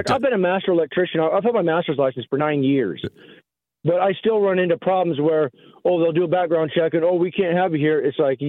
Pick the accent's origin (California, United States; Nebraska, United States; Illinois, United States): Nebraska, United States; northeast; I'm born and raised in Nebraska. I'm a Nebraska native. I grew up on a farm up in northeast Nebraska.